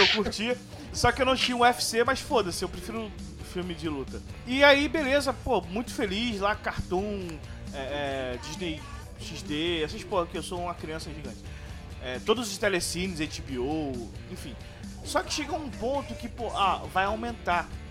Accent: Rio de Janeiro, Brazil; somos do, somos do Rio

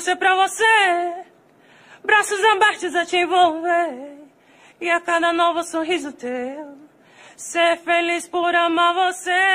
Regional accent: Maceió, Alagoas, Brazil; nasci e moro em Maceió, Alagoas

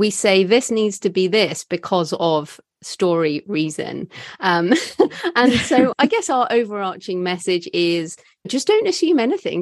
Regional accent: United Kingdom; as a British white woman

